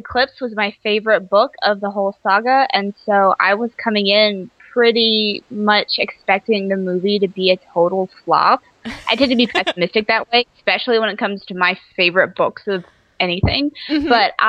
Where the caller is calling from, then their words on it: Seattle, Washington, United States; Seattle, Washington. It's raining again.